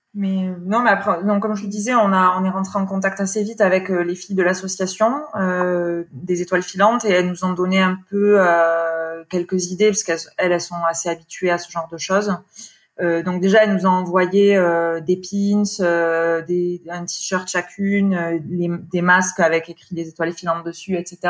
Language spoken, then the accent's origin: French; France; now in Paris, France; je suis originaire des Pyrénées